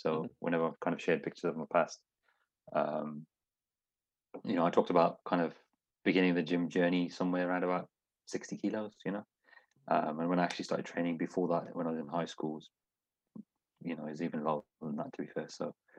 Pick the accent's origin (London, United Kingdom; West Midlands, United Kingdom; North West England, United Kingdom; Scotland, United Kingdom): West Midlands, United Kingdom; Smethwick; Like I said, it's a multicultural city. Everyone's all good. I'm from Smedic.